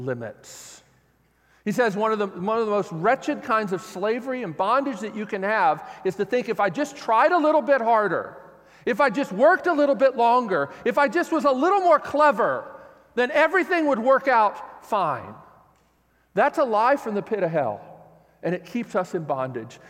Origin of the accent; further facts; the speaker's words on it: United States; I'm an American